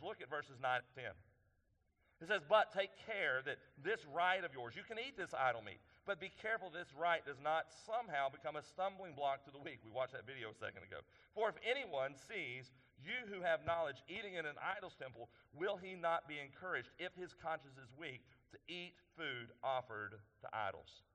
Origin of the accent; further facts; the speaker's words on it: East Texas, United States; I'm from East Texas, so I say that word a little funny